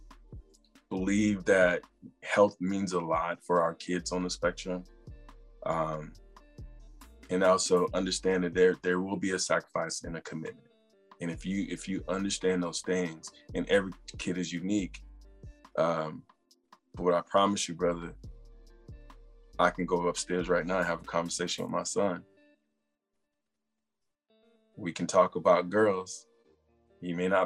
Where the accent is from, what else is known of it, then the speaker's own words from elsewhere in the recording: South Carolina, United States; moved away as an adult; also born or lived in San Diego / Los Angeles / Seattle / Detroit; now in Maryland, United States; I grew up in South Carolina